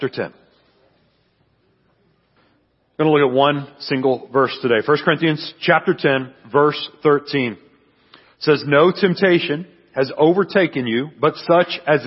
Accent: San Antonio, Texas, United States; I'm from San Antonio, Texas

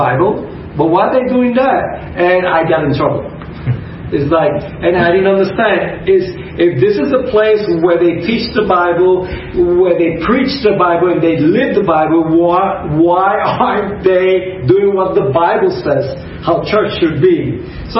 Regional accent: New York City, New York, United States; moved away as an adult; also born or lived in Arecibo, Puerto Rico; now in Puerto Rico; we lived in New York City, in East Harlem, Spanish Harlem, and that's where I grew up all my life.

